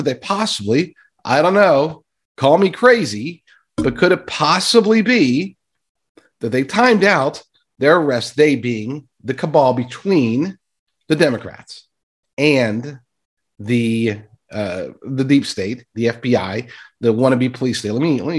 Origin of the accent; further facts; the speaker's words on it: United States; we as American citizens